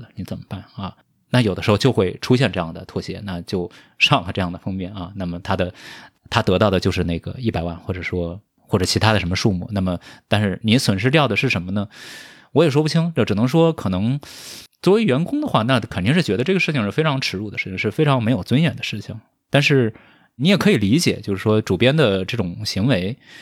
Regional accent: rural southern China, Anhui, China; moved away; 因为我是一个来自于中国南方这个乡村的少年

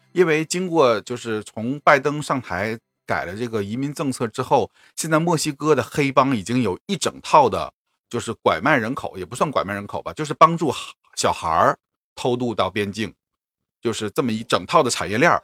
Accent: Northeast China, China; 作为一个东北人

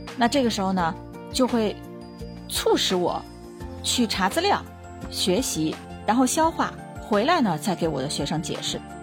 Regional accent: China; 我们作为一个中国人

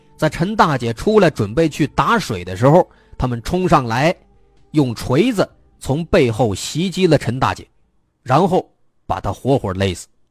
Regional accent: China; 我们中国人最注重的就是传宗接代

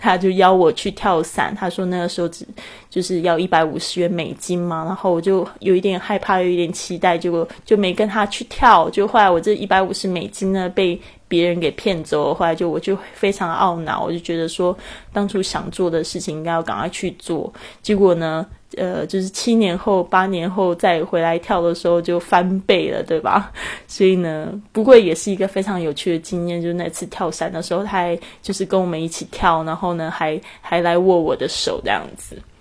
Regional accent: Taiwan; also born or lived in Montana, United States; 大家知道我在这个台湾出生，其实台湾是不下雪的地方

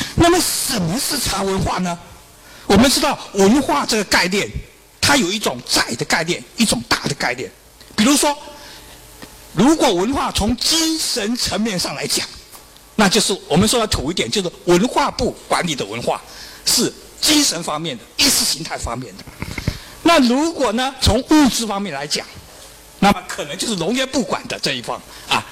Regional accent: China; 我们中国人

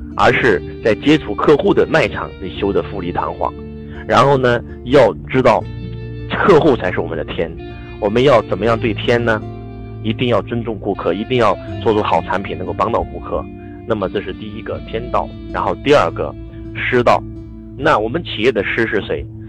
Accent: northern China, China; 家里面跟周老师一样是北方的？我们在北方的这个家里面都有一个，就是。呃，堂屋啊，我们的这个正屋呢

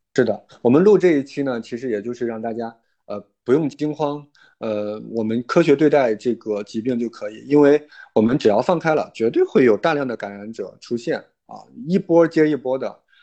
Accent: Henan, China; moved away; 我最近确实一直在非常的关注我老家，我是父母那边的

